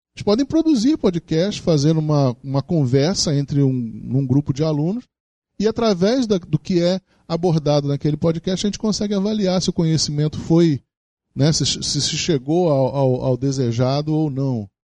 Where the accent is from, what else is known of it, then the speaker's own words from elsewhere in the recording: Rio de Janeiro, Brazil; a cidade do Rio de Janeiro, onde eu nasci